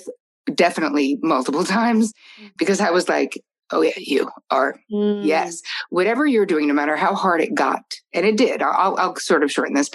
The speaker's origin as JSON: {"language": "English", "region": "New Jersey", "country": "United States", "said": "I'm from Jersey"}